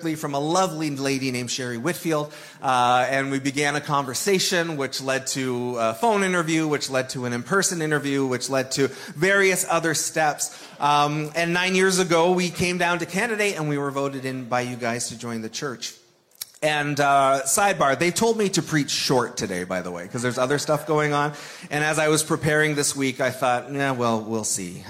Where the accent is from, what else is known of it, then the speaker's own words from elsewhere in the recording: Toronto, Ontario, Canada; moved away; also born or lived in Sudbury; I grew up in the Toronto area